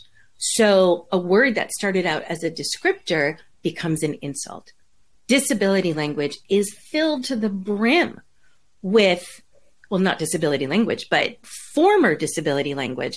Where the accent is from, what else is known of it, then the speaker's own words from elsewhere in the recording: New York, United States; now in California, United States; I grew up in New York